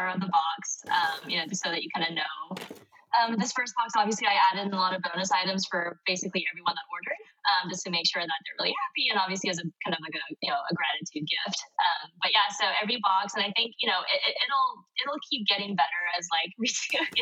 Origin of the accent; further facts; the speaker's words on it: Hong Kong; I'm Korean, but I was born and raised in Hong Kong.